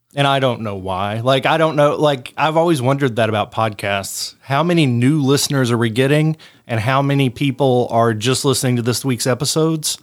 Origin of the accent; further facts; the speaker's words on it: Harlan, United States; my hometown of Harlan